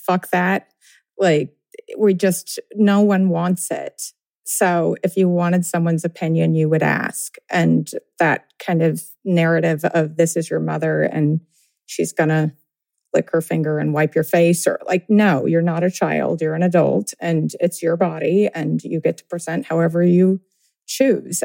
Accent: Tennessee, United States; I grew up in Tennessee

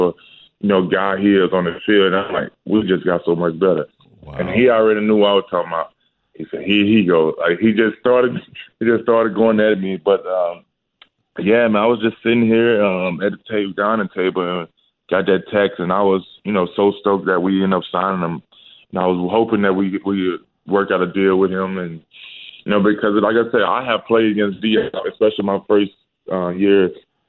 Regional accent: Starkville, Mississippi, United States; moved away; go back to my hometown, go back to Starkville, where I played ball

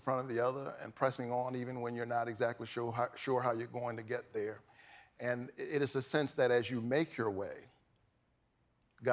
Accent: the South, United States; I grew up in the South

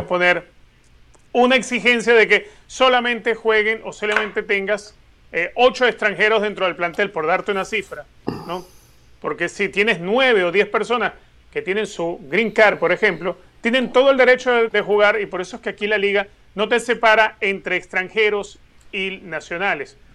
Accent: Venezuela; now in United States; Yo nací en Venezuela y hoy en día soy americano

